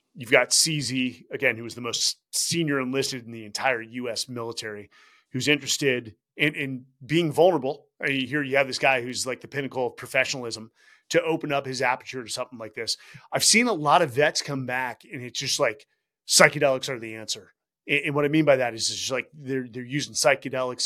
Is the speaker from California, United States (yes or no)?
yes; Bay Area, California, United States; we're from the Bay Area.